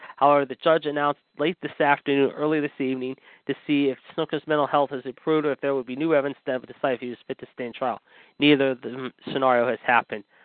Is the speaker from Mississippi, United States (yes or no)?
no; Pittsburgh, Pennsylvania, United States; my hometown of Pittsburgh, Pennsylvania